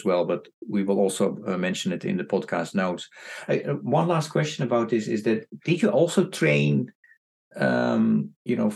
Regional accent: Netherlands; moved away as an adult; also born or lived in Indonesia; now in New York, United States; I come from Netherlands, where you can walk from the east to the west coast

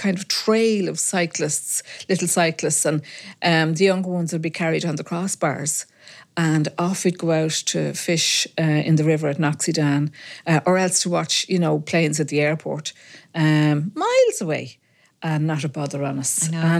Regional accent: Ballymun, Leinster, Ireland; When I grew up in Ballymun, we lived in Stormstown Road, and we had a beautiful green outside our house, Wadley Green, and we played out there morning, noon and night.

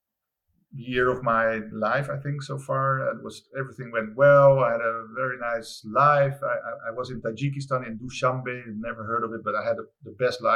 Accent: Rotterdam, South Holland, Netherlands; it's my hometown

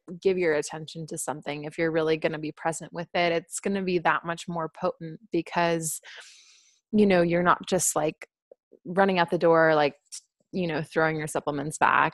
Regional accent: Wisconsin, United States; I'm from the Midwest. I'm from Wisconsin.

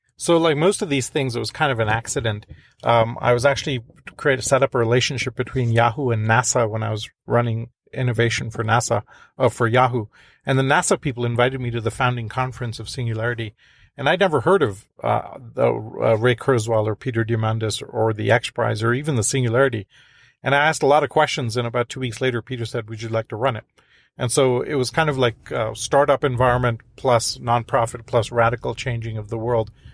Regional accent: India; moved away; I'm from India originally

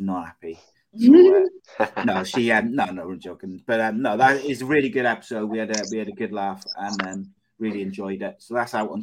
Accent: Cardiff, Wales, United Kingdom; accent: Welsh; I'm from Cardiff

